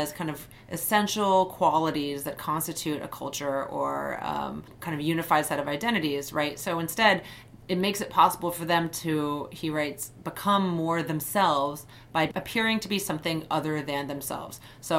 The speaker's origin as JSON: {"language": "English", "country": "United States", "said": "As Japanese American, I've been called Oriental on a number of occasions."}